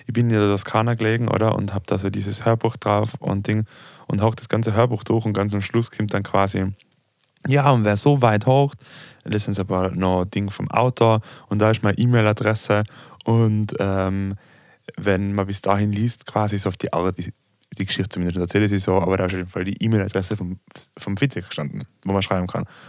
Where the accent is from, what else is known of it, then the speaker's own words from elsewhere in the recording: Austria; ich komme aus Österreich